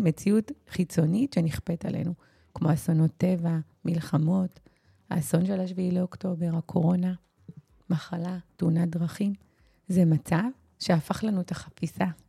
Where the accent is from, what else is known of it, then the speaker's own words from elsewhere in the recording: Israel; אנחנו במיוחד היהודים, הישראלים